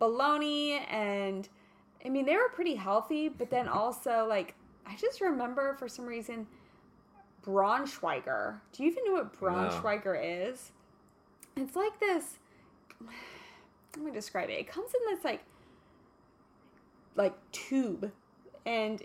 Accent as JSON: {"language": "English", "region": "Kansas", "country": "United States", "tie": "born or raised there", "moved": "yes", "lives_now": "Los Angeles, United States", "said": "I grew up in Kansas"}